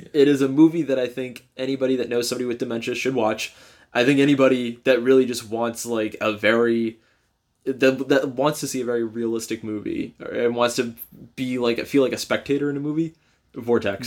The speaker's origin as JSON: {"language": "English", "region": "North Carolina", "country": "United States", "tie": "born or raised there", "said": "I grew up in North Carolina"}